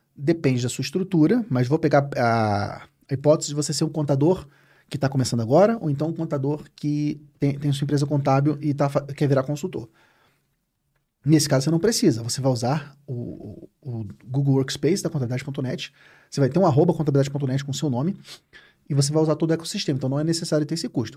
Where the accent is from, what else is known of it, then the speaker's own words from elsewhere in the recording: Rio de Janeiro, Brazil; Eu sou carioca